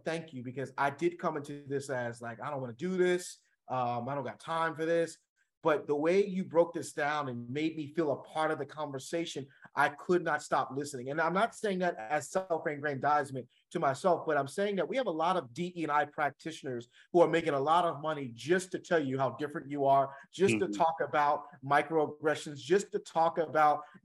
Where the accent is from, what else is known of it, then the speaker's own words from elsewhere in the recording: the Jersey Shore, New Jersey, United States; I'm from the Jersey Shore